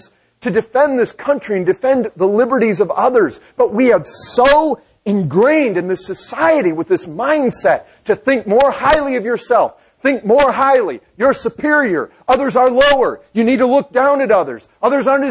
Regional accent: Michigan, United States; I grew up in Michigan. We had lots of lakes

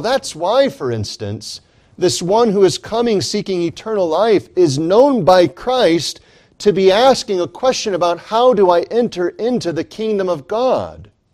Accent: United States; I am in this nation, in this society, in this civilization merely because I was born here

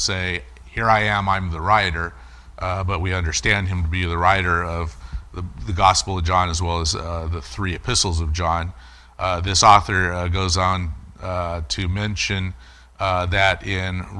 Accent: United States; as American Christians

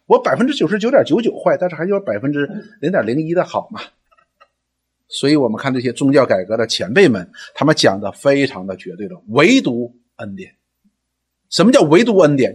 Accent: China; 我们中文人

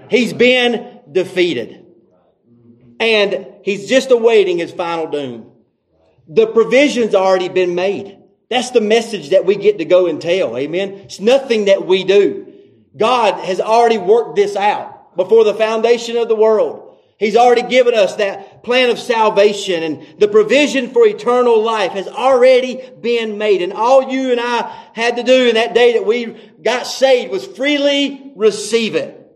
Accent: the South, United States; And that may be having something to do because we're from the South. We like to talk too much.

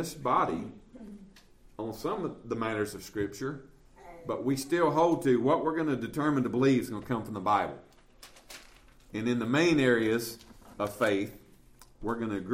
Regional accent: Southern, United States; we're American and we're Southern

